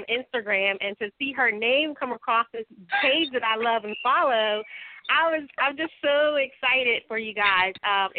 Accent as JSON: {"language": "English", "area": "Jonestown", "region": "Maryland", "country": "United States", "tie": "born or raised there", "said": "my hometown of Jonestown."}